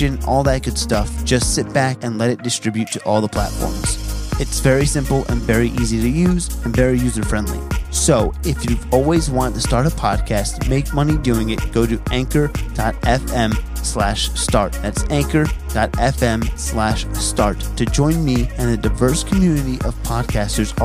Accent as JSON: {"language": "English", "town": "Sayreville", "region": "New Jersey", "country": "United States", "said": "I'm from Jersey."}